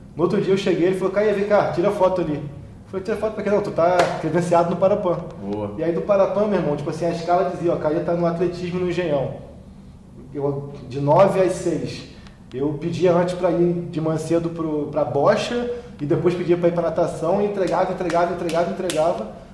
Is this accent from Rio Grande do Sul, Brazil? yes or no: no; Campos dos Goytacazes, Rio de Janeiro, Brazil; moved away as an adult; minha origem sempre foi lá de Goitacazes